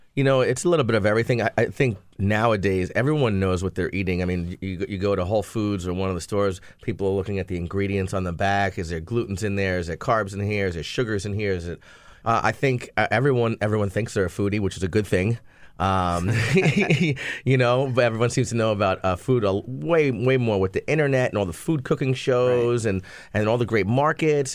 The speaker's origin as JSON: {"language": "English", "region": "New Jersey", "country": "United States", "moved": "yes", "said": "I was from New Jersey"}